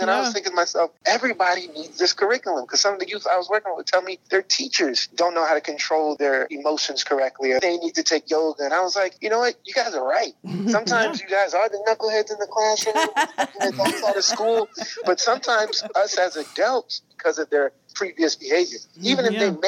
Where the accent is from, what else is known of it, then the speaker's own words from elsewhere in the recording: North New Jersey, United States; I'm from North New Jersey. So I'm from a real urban area, hard hitting city, blue collar type of place, a lot of poverty, a lot of crime when I was coming up in a single parent household.